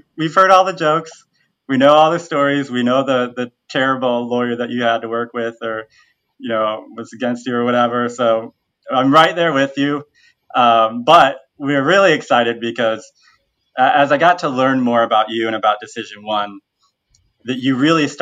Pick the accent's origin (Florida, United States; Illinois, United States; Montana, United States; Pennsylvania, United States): Illinois, United States; Bloomington; now in Chicago, United States; I'm actually from the Bloomington-Normal area